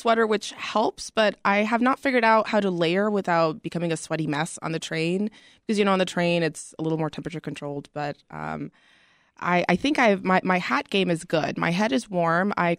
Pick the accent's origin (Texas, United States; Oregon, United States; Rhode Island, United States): Texas, United States; Houston; moved away as an adult; now in Chicago, United States; I am from Texas. I moved in October of last year